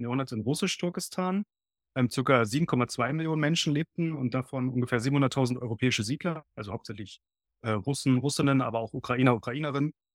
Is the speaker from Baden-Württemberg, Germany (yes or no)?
no; Berlin, Germany; ich bin ein in Berlin geborener und aufgewachsener Historiker